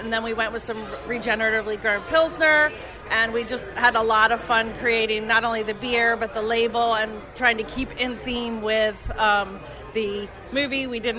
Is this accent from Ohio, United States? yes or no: no; Delaware, United States; we're from Delaware, so Pennsylvania is not too far away.